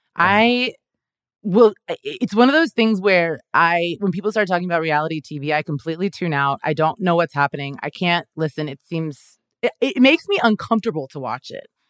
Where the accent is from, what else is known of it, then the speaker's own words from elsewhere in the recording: Kansas, United States; moved away as an adult; now in Los Angeles, United States; I'm originally from Kansas